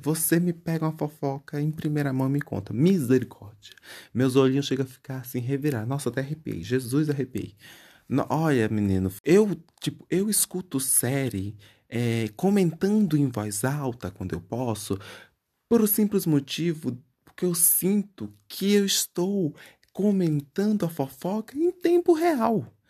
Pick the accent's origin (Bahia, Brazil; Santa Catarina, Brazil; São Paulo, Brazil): Bahia, Brazil; moved away; quando eu morava é, na Bahia, é, que eu sou baiano, graças a Deus, é, eu, na cidadezinha que eu morava, bem pequenininho